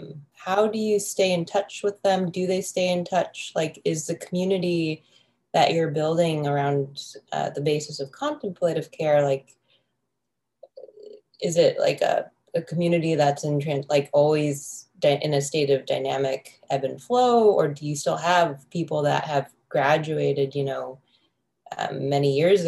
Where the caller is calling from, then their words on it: Baltimore, Maryland, United States; I'm calling from Baltimore, Maryland, and I am an ICU nurse here.